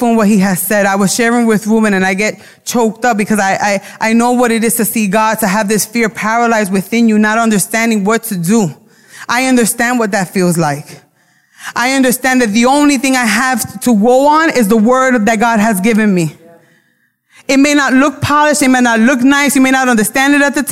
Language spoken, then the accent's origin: English; New York City, New York, United States; accent: Brooklyn; My accent comes out. I don't pronounce words correctly. My Brooklyn comes out.